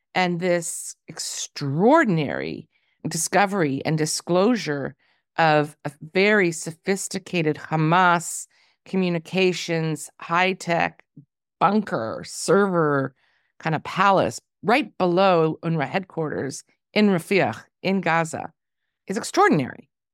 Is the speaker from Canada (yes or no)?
yes; Toronto, Ontario, Canada; moved away as an adult; now in Tel Aviv, Israel; my hometown, Toronto